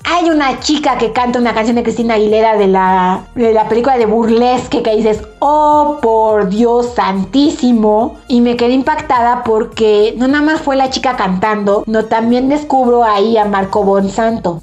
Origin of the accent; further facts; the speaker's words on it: Mexico; soy mexicana